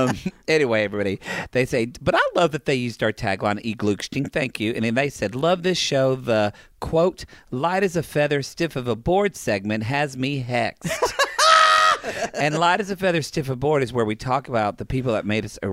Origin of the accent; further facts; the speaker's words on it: Oklahoma, United States; now in Los Angeles, United States; I grew up in Oklahoma.